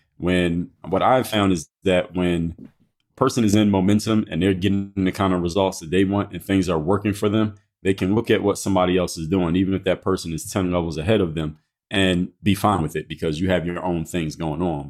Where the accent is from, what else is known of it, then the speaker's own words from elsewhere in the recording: Philadelphia, Pennsylvania, United States; I'm from Philadelphia